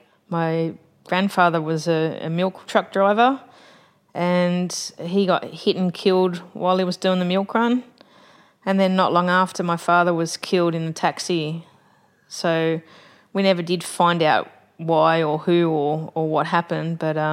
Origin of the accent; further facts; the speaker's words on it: Sydney, New South Wales, Australia; Growing up in Bondi